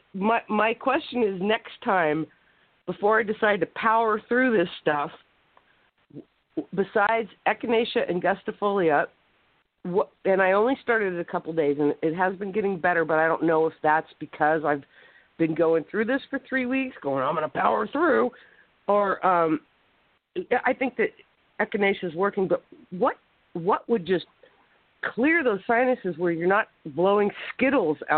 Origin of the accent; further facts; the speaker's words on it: Alaska, United States; moved away; I grew up in Alaska 40 years ago